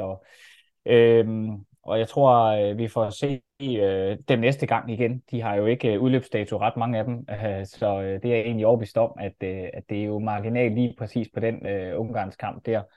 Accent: Denmark; man bliver sådan lige lidt stolt som dansker

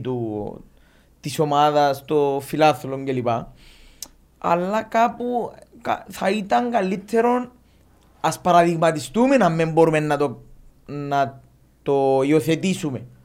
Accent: Limassol, Limassol District, Cyprus; είμαστε που τη Λεμεσόν

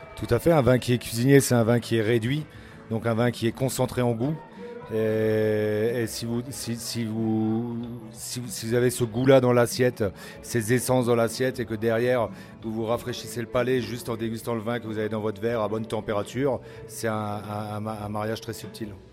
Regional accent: Alsace, Grand Est, France; moved away; je suis alsacien

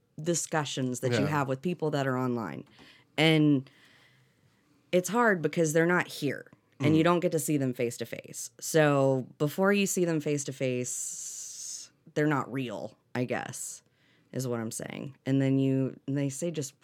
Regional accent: Destin, Florida, United States; also born or lived in Atlanta; I grew up here in Destin

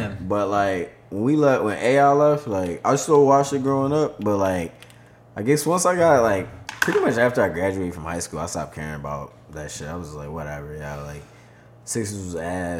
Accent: Philadelphia, Pennsylvania, United States; Bro, I grew up in South Philly.

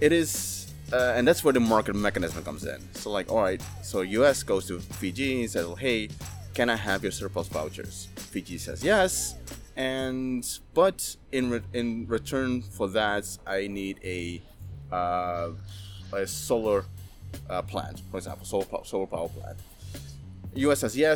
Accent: Maluku, Indonesia; I'm from Maluku, from the Alifuru, the indigenous Alifuru people

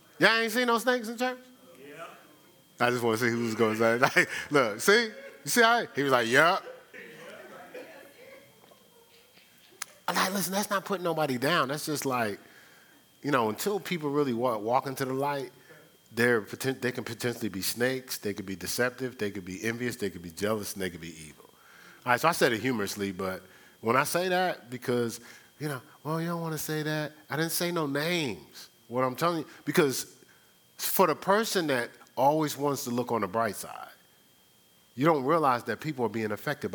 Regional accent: Newark, New Jersey, United States; I'm from Brick City.

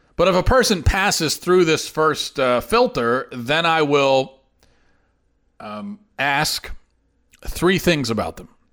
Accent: United States; an American

